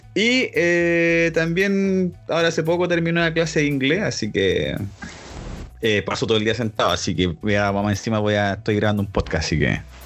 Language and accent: Spanish; Santiago, Santiago Metropolitan Region, Chile; somos de Santiago de Chile